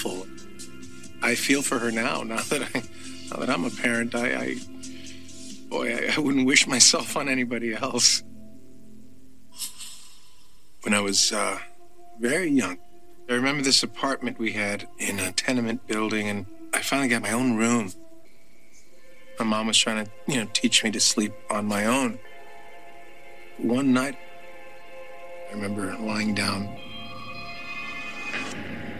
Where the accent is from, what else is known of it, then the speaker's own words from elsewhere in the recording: New York City, New York, United States; As a kid growing up in the Bronx with my mom